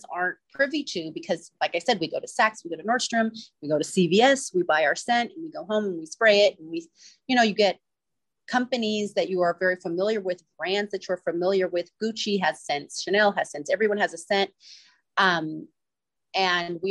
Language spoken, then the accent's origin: English; East Bay, Northern California, United States; I grew up in Northern California in the East Bay